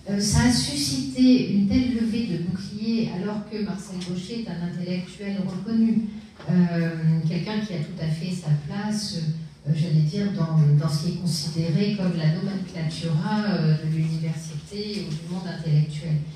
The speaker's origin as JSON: {"language": "French", "country": "France", "said": "chez nous en France"}